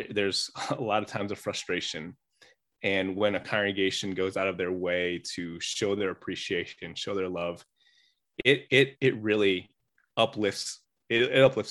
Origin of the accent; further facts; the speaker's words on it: Chicago, Illinois, United States; growing up in the Chicago area